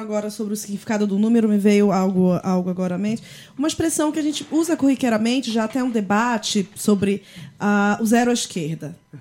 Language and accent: Portuguese; Belém, Pará, Brazil; now in São Paulo, Brazil; sobre Belém, sobre o Pará, de onde eu sou